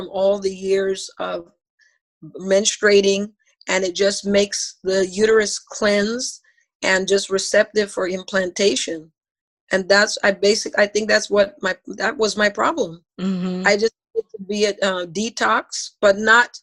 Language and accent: English; Belize; moved away; I'm from Belize